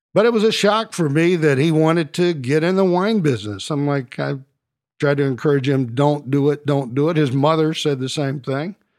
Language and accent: English; Dallas, Texas, United States; also born or lived in Houston; I grew up here in Dallas